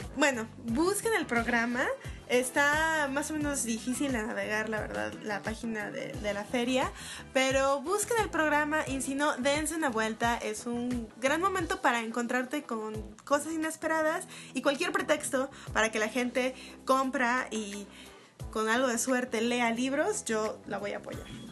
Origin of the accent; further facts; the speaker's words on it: Guadalajara, Jalisco, Mexico; now in Mexico City, Mexico; tú y yo venimos de Guadalajara